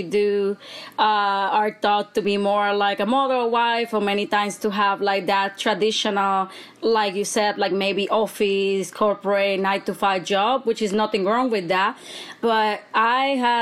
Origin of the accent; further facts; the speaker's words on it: Bayamón, Puerto Rico; I actually was raised in Bayamón, Puerto Rico